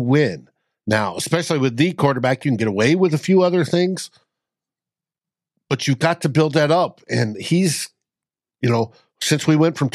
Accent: New England, United States; moved away; Part of my life was growing up in New England

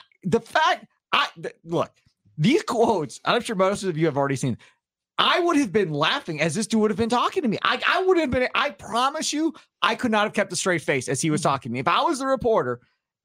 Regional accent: Kenosha, Wisconsin, United States; I'm from Kenosha

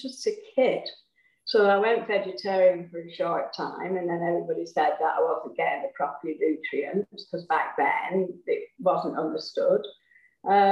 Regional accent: England, United Kingdom; I was brought up in England, which everybody can hear.

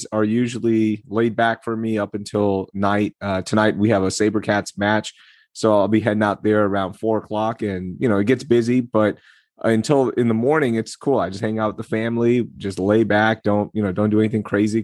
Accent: Houston, Texas, United States; also born or lived in Karachi, Pakistan; We come to Houston

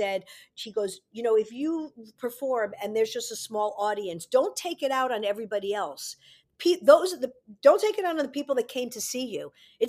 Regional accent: New York City, New York, United States; I grew up in New York City.

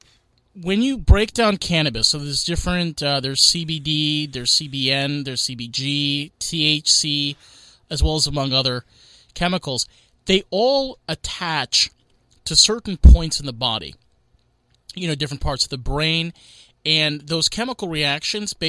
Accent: New York, United States; Me as a New Yorker

